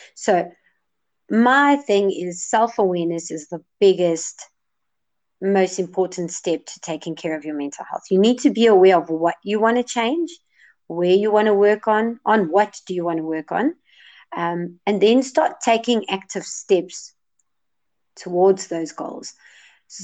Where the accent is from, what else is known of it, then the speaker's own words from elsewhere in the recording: Johannesburg, Gauteng, South Africa; I'm from Johannesburg, South Africa